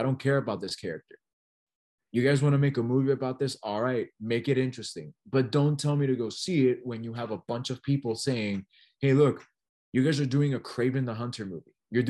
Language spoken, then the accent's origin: English; San Juan, Puerto Rico; born there; I am a proud Puerto Rican, right? I am, you know, I'm from San Juan. You know, I'm born, not raised, but I do have a lot of Puerto Rican Hispanic heritage.